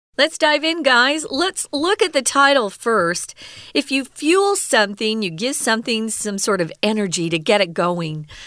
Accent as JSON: {"language": "English", "region": "Southwest", "country": "United States", "moved": "as an adult", "lives_now": "Taiwan", "said": "I'm from the Southwest in America."}